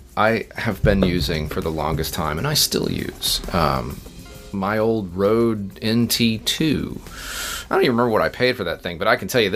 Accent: Uniontown, Pennsylvania, United States; born there; So, I was born in Pennsylvania, Uniontown. Okay. I'm a northerner. Yankee.

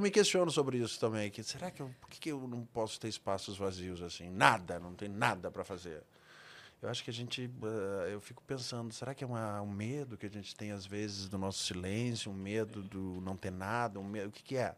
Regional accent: Rio Grande do Sul, Brazil; moved away; eu fui para minha terra, para o Rio Grande do Sul

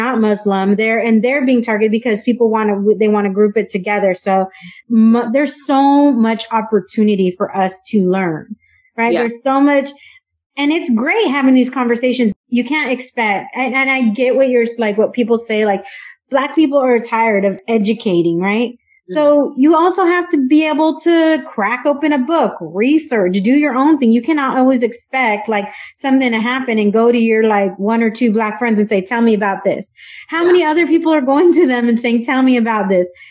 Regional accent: San Diego, California, United States; I grew up in San Diego, but I'm not an immigrant. I'm a second generation Mexican American

